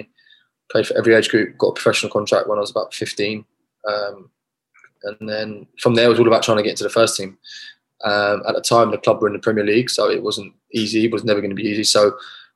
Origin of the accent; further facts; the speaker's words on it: London, United Kingdom; moved away as an adult; now in California, United States; having to go back home to London